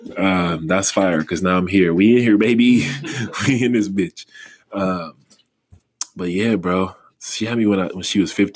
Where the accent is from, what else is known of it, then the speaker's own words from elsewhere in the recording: North Carolina, United States; I grew up in North Carolina